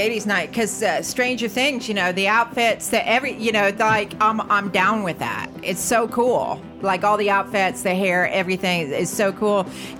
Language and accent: English; United States; now in London, United Kingdom; as an American